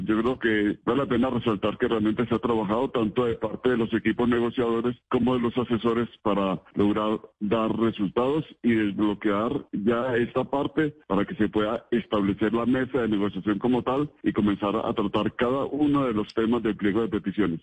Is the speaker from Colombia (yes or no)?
yes; Colombia; como nación colombiana